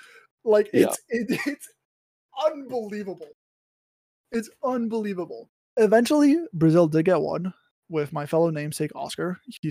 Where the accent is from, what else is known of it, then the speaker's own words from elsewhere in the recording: France; So I was born in France to a French father and a German mother, right?